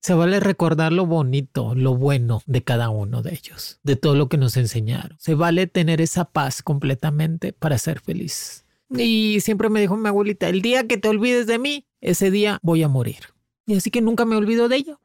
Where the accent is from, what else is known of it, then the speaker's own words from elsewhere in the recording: Cuba; also born or lived in Spain / United States; now in Mexico; me fui de Cuba, me fui lejos, me fui